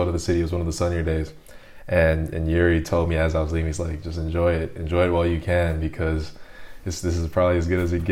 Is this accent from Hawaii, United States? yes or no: yes; Honolulu, Hawaii, United States; moved away as an adult; now in Belgium; I grew up in Honolulu.